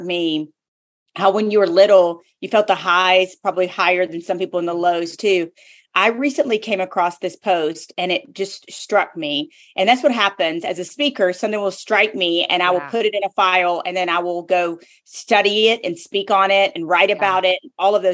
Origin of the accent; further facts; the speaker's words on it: the South, United States; I'm from the South